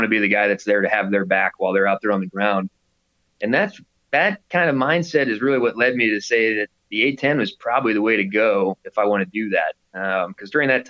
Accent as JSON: {"language": "English", "town": "Plano", "region": "Texas", "country": "United States", "tie": "born or raised there", "said": "I grew up in Plano playing lacrosse with two buddies of mine"}